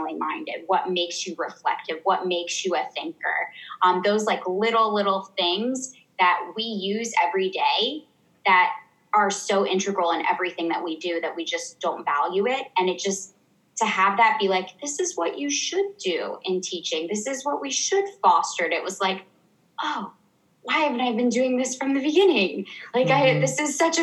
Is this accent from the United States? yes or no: yes; Ohio, United States; moved away as an adult; also born or lived in South Africa; I'm from Ohio